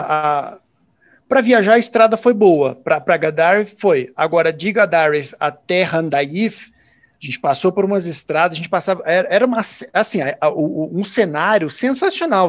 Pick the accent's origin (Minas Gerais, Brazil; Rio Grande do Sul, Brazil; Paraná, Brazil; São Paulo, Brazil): Minas Gerais, Brazil; interior of; moved away as an adult; now in South Africa; eu sou do interior de Minas